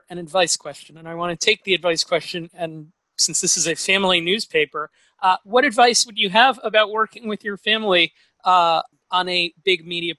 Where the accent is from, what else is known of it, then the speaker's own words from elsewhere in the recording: New York City, New York, United States; moved away; also born or lived in New Jersey; I was from New York City